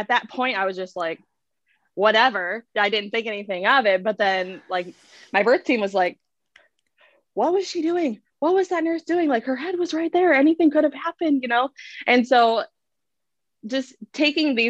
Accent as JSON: {"language": "English", "region": "Michigan", "country": "United States", "also_born_or_lived": "Grand Forks, North Dakota", "moved": "yes", "lives_now": "Sacramento, United States", "said": "I'm from Michigan. We're from Michigan"}